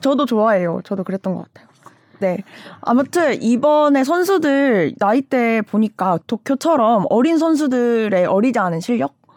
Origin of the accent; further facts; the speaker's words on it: North Jeolla, South Korea; 제 고향이 전라북도인데